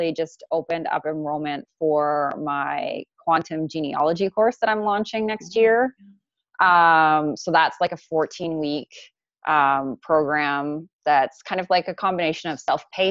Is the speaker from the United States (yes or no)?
no; Canada; being Canadian, like I have like a disconnection, like this is, I'm born here